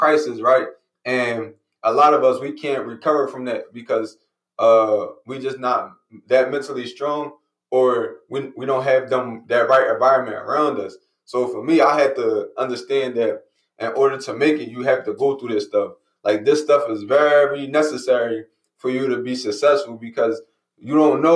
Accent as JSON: {"language": "English", "town": "Philadelphia", "region": "Pennsylvania", "country": "United States", "said": "I'm from Philly, right? I live in Philly, so Philadelphia"}